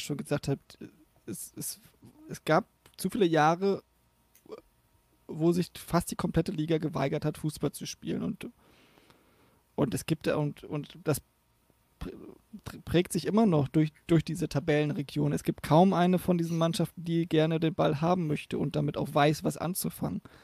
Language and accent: German; the North, Northern Germany, Germany; ich komme aus dem Norden